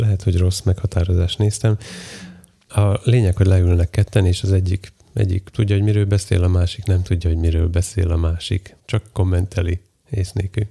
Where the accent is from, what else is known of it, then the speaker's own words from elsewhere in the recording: Komárno, Nitra Region, Slovakia; a szlovák neve Komáromnak, ahonnan én jövök